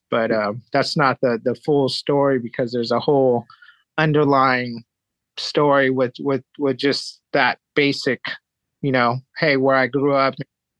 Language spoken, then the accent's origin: English; Japan; also born or lived in San Diego, United States; So I was born in San Diego, California, and my dad was in the military. He was a commander in the military and did the Gulf War thing. And my mom was in the medical field, and he got stationed in Japan. And I moved to Japan at six